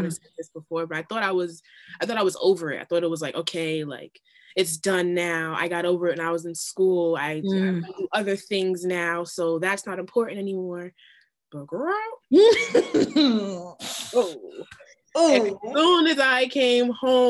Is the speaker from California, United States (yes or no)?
no; New York, United States; also born or lived in Florida; I'm from New York, so I was really far away from home